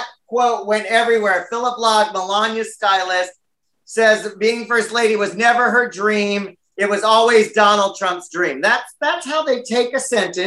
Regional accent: United States

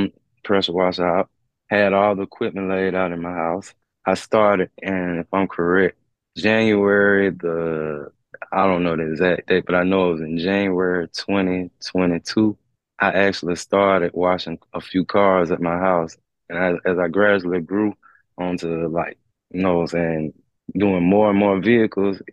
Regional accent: Montgomery, Alabama, United States; I was born in Montgomery, Alabama, December 5th, 1985. Love my city

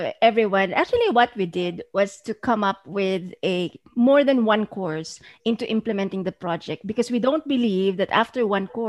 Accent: Philippines; in our own country, in our own soils

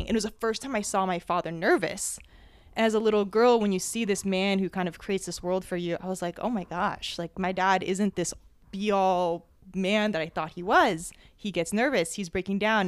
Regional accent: New Jersey, United States; I was born and raised in Jersey

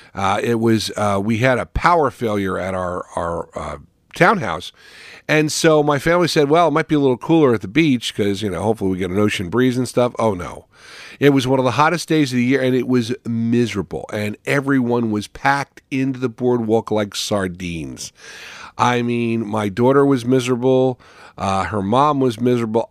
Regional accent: West Caldwell, New Jersey, United States; moved away; also born or lived in Ohio; as a child, I would attend fireworks in my hometown, Caldwell, West Caldwell

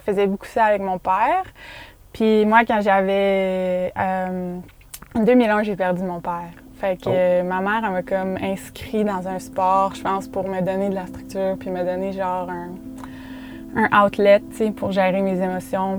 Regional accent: Quebec City, Quebec, Canada; en grandissant au Québec

